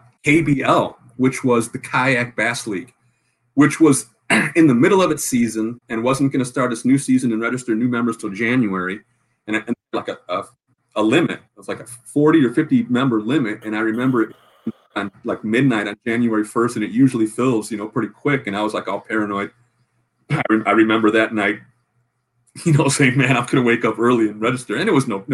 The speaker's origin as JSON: {"language": "English", "town": "Chicago", "region": "Illinois", "country": "United States", "said": "I'm from Chicago, Illinois"}